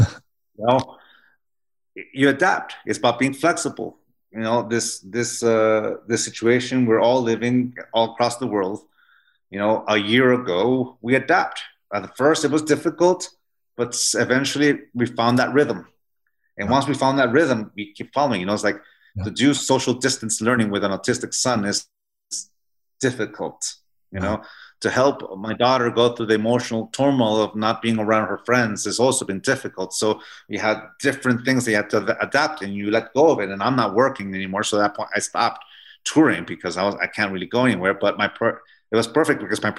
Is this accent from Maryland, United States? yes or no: no; San Diego, California, United States; my wife, like I said before, she grew up in Harriman, Utah, and I grew up in San Diego, California.